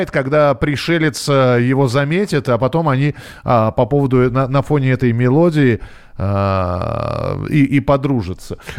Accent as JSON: {"language": "Russian", "country": "Belarus", "said": "А, я сам из Беларуси, поэтому и песнеры мои любимые."}